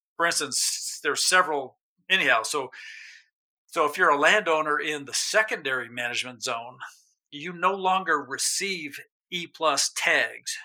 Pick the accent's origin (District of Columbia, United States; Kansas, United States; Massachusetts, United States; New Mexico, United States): New Mexico, United States; moved away as an adult; also born or lived in Alaska; I grew up in New Mexico. I left in my 20s for Alaska, lived up there for about 30 years, came back about 15 years ago